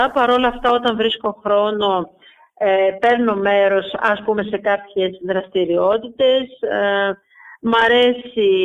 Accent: Soufli, Eastern Macedonia and Thrace, Greece; Μ' αρέσει ο τόπο μου όπω είναι.

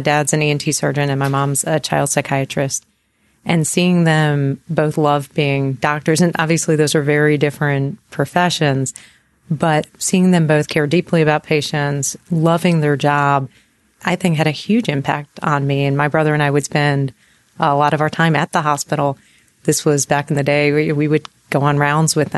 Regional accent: Eastern North Carolina, United States; also born or lived in New York City, New York; when we were I was 8 years old, we moved to North Carolina

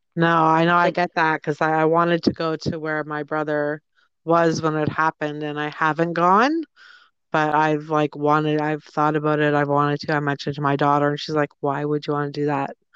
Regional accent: Toronto, Ontario, Canada; I'm from Toronto or just outside of Toronto in Ontario, Canada.

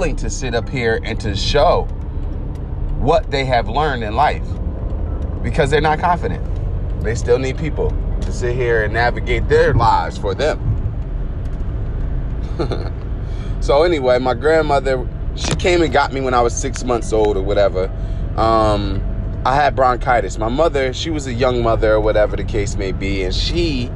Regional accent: Newark, New Jersey, United States; I lived in Newark, New Jersey. I'm from Newark and everything like that, by way of, you know, a lot of different areas in New Jersey.

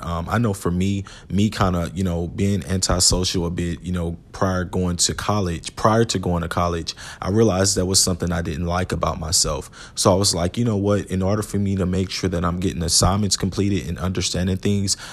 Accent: Houston, Texas, United States; about an hour and a half away from Houston, uh, which was my hometown

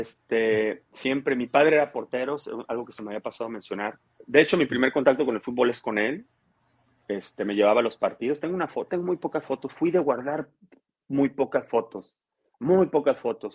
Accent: Cadereyta, Nuevo León, Mexico; also born or lived in Tampico, Tamaulipas; yo llegué a vivir a Cadereyta, Nuevo León

